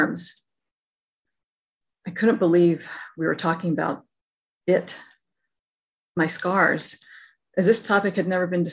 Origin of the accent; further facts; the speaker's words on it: Alabama, United States; Growing up in Alabama